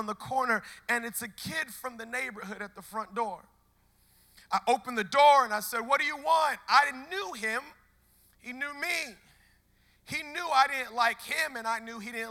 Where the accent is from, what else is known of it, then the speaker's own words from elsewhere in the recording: Baltimore, Maryland, United States; I'm from Baltimore